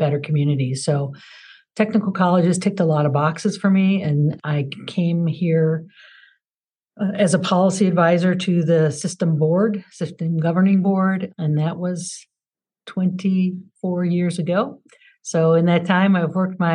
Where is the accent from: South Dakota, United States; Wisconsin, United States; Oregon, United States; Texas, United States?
Wisconsin, United States; Madison; moved away as an adult; I am a Wisconsin native, and I've moved away a few times, different times for school and work, but found my way back. I actually live in the town I was born in, Madison, Wisconsin